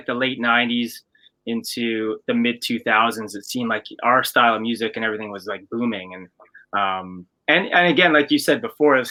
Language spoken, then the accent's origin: English; Canada; we're Canadian and we didn't have MTV in Canada